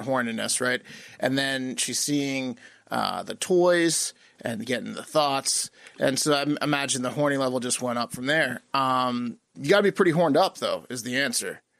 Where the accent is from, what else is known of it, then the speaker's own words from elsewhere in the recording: Virginia, United States; we're from Virginia